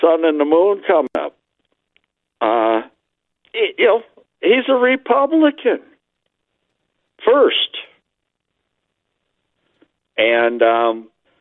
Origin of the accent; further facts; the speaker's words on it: St. Paul, Minnesota, United States; also born or lived in Andover, Minnesota; I'm originally from the east side of St. Paul. I was born and raised in Minnesota